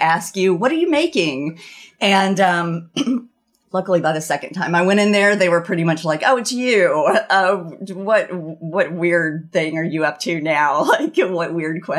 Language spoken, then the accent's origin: English; the South, United States; moved away as an adult; also born or lived in Burlington, Vermont; now in Vermont, United States; growing up in the South